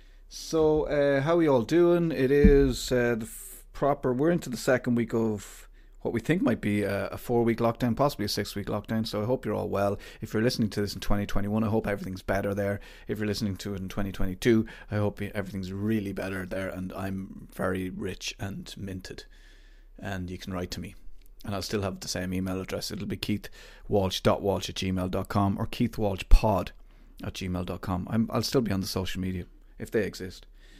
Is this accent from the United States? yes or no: no; Ireland; because I'm Irish and we love knowing what time it is.